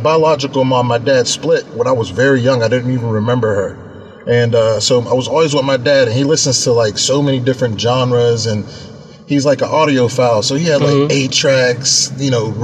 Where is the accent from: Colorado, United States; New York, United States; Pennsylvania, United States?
Pennsylvania, United States; Pittsburgh; I'm from Pittsburgh.